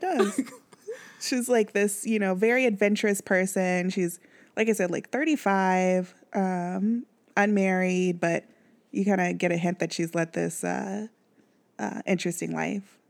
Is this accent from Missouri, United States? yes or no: yes; Kansas City, Missouri, United States; moved away; if I'm from Kansas, even out here, if I wear royals out there, like, "You from Kansas City?" I'm like, "Yeah."